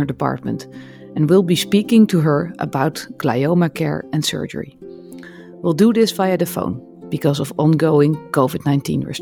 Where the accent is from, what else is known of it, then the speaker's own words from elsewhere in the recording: Netherlands; I'm a neurosurgeon from the Netherlands